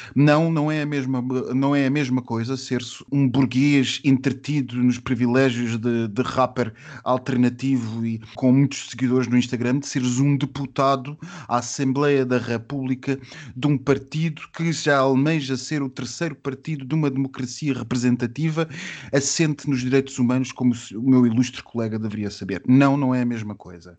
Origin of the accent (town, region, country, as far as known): Portugal